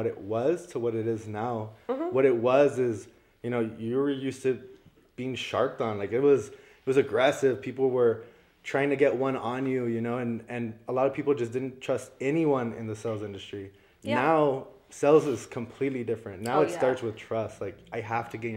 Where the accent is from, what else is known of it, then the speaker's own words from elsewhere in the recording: El Paso, Texas, United States; moved away as an adult; also born or lived in Florida; ended up just coming back to visit in El Paso, visit some family for a month, and I ended up staying